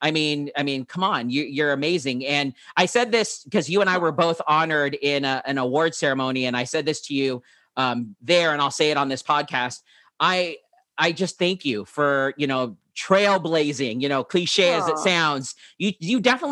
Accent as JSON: {"language": "English", "town": "San Diego", "region": "California", "country": "United States", "tie": "born or raised there", "said": "I'm born and raised here in San Diego"}